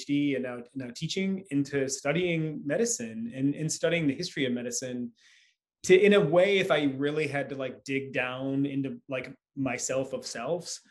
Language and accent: English; Michigan, United States; moved away; I'm from Michigan originally